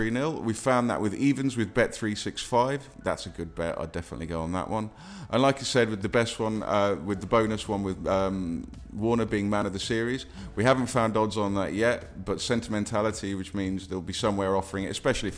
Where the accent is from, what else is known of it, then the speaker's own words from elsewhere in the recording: England, United Kingdom; as an Englishman